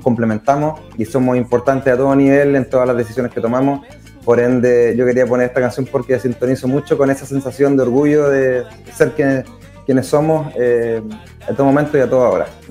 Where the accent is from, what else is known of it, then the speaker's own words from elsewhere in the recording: Chillán, Ñuble, Chile; soy de Chillán